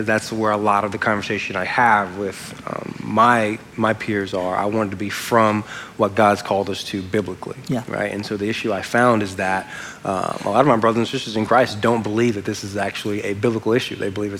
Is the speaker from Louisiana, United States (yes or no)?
yes; Louisiana, United States; I'm from Louisiana.